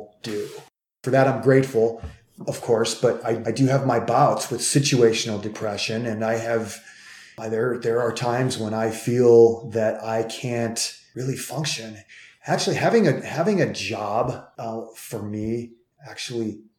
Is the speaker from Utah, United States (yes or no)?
no; Cleveland, Ohio, United States; I'm from Cleveland